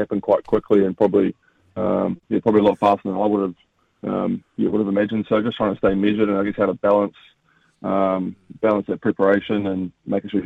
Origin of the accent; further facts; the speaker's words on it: New Zealand; as a Kiwi, you've grown up watching, the Aussie Summer of Cricket.